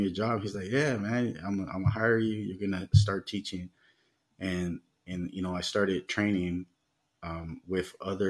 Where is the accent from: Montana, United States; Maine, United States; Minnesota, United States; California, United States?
California, United States; Los Angeles; moved away as an adult; now in Mexico; growing up in the United States and, you know, in the gang lifestyle